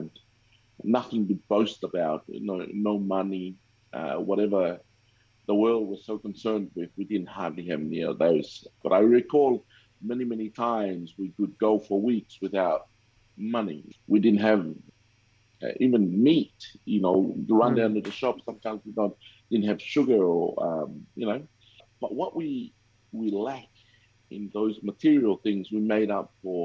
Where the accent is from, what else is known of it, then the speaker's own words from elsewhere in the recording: Tonga; now in Cairns, Australia; I grew up in Tonga